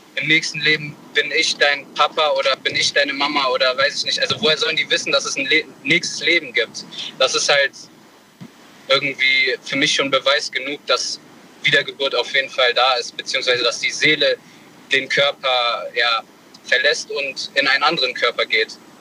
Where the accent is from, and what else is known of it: Bonn, North Rhine-Westphalia, Germany